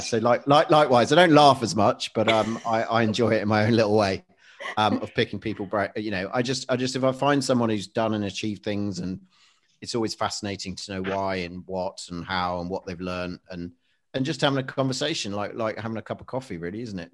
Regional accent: Leicester, East Midlands, United Kingdom; I'm originally from Leicestershire. I was born in Leicester.

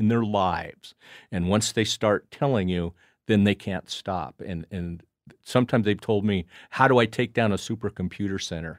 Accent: Casper, Wyoming, United States; I grew up in Casper, but uh, where we would go would be north of Casper

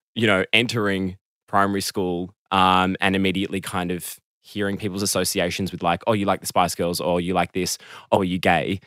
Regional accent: Melbourne, Victoria, Australia; I grew up in Melbourne, south of Melbourne, kind of close to the beach

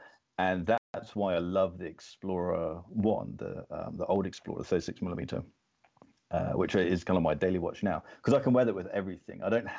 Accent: Florida, United States; I grew up in America, in Florida.

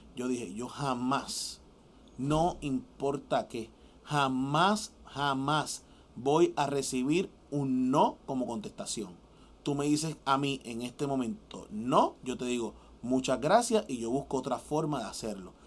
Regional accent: Puerto Rico; yo como boricua

